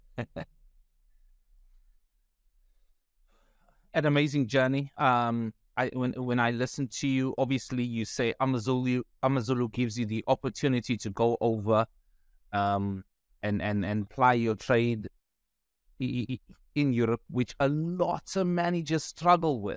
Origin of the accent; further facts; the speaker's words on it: Pietermaritzburg, KwaZulu-Natal, South Africa; I speak Afrikaans and I'm from Pietermaritzburg.